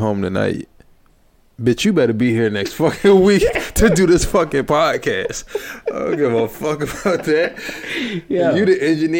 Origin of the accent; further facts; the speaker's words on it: United States; I am American